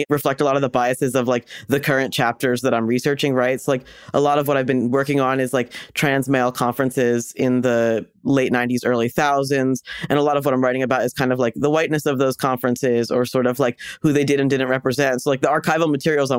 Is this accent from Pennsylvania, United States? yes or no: yes; Doylestown, Pennsylvania, United States; also born or lived in Chicago / Los Angeles; now in New York, United States; I'm from Pennsylvania, so like about an hour outside of Philadelphia in a town that's sort of rural, sort of suburban. The town is called Doylestown